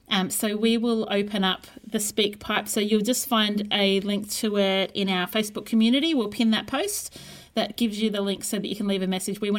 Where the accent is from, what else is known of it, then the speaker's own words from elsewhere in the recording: Brisbane, Queensland, Australia; And with your podcast … in Brisbane.